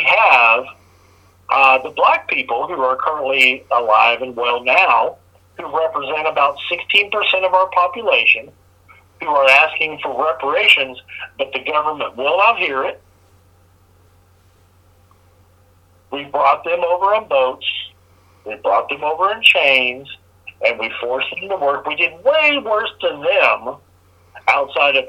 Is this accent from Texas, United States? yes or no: no; Colorado, United States; moved away; also born or lived in Arizona / Indiana; I grew up in Carmen, all of that shit in Colorado and Arizona